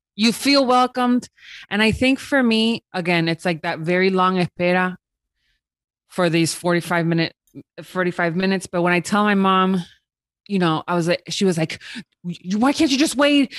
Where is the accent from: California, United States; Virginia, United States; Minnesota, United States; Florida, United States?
Florida, United States; Miami; moved away as an adult; now in New York, United States; I was born in Miami